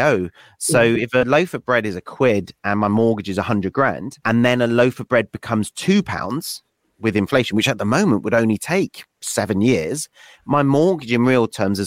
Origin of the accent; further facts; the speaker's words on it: West Wales, United Kingdom; moved away as an adult; also born or lived in Nottingham; I grew up in West Wales